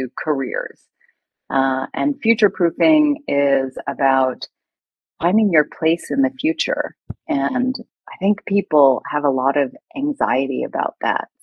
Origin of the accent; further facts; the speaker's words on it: United States; moved away as an adult; now in Hong Kong; I've lived in Hong Kong for 2 decades, but I'm originally American